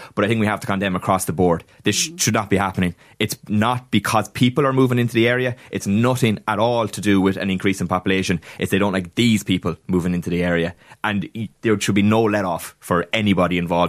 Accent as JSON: {"language": "English", "country": "Ireland", "said": "obviously when anybody who is Irish is described as British, we lose our collective minds a little bit."}